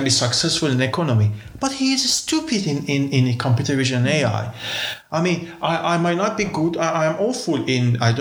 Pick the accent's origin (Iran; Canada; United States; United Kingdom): Iran; now in Tartu, Estonia; I am from Middle East. I'm Jew.